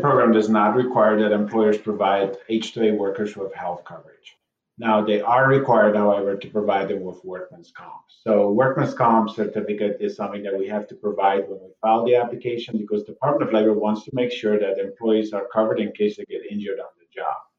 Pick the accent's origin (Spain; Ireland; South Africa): South Africa; now in United States; I grew up in South Africa myself